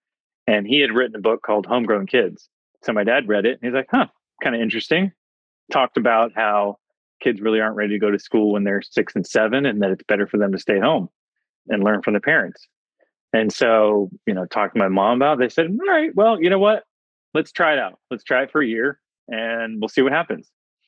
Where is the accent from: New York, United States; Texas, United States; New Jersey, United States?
Texas, United States; Plano; also born or lived in Fairview, Texas; not too far from where you guys are in Plano, Texas. That was my stomping grounds.